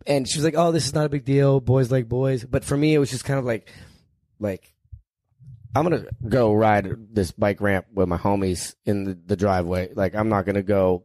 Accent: Northeast Ohio, United States; I grew up in Northeast Ohio

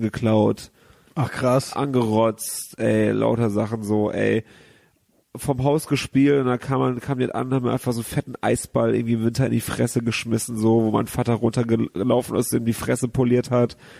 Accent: Gummersbach, North Rhine-Westphalia, Germany; moved away as an adult; now in Cologne, Germany; ich bin halt in der Kleinstadt da aufgewachsen und da bin ich nie groß rausgekommen

